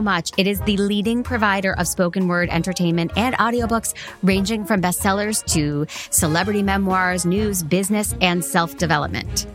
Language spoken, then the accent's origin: English; Boston, Massachusetts, United States; I'm from Boston